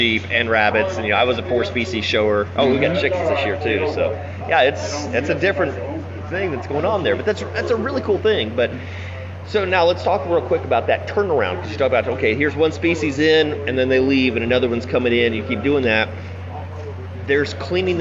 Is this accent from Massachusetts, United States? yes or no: no; Fayette County, Indiana, United States; growing up in Fayette County